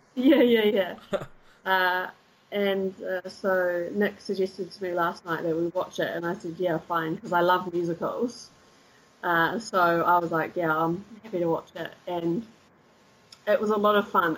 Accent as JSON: {"language": "English", "town": "Christchurch", "region": "Canterbury", "country": "New Zealand", "tie": "born or raised there", "also_born_or_lived": "deep south of New Zealand", "moved": "as an adult", "lives_now": "Cologne, Germany", "said": "I was born in the deep south, but I grew up in Christchurch."}